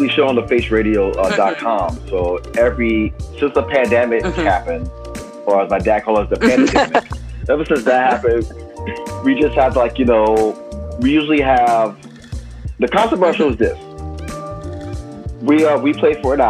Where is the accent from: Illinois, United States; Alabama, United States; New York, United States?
New York, United States; New York City; I was born and raised in New York, all five boroughs